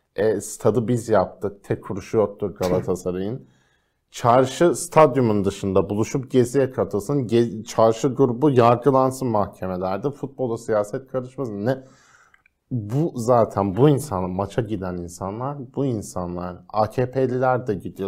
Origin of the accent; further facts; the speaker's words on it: Rize Province, Turkey; Rize benim memleketim